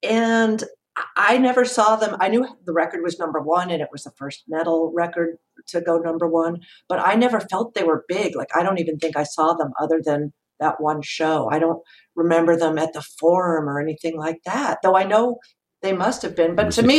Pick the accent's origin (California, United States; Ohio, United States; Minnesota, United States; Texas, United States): California, United States; Los Angeles; I'm from Los Angeles